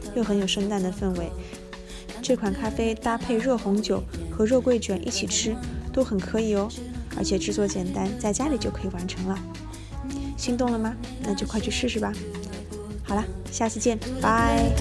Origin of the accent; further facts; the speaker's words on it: China; 会是一个土生土长的中国人，既没有海外背景，也没有相关的宗教信仰